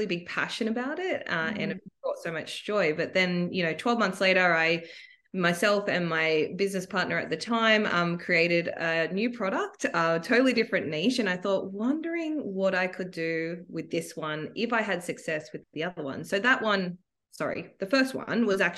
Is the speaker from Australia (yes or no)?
yes; Sydney, New South Wales, Australia; I am from Sydney